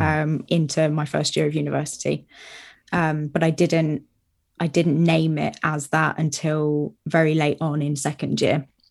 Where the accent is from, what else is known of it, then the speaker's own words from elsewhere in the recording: Brighton, South East England, United Kingdom; moved away as an adult; also born or lived in Southampton; I was from Brighton